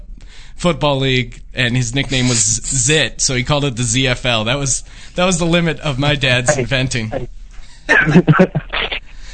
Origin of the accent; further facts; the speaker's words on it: Pennsylvania, United States; I grew up in Pennsylvania.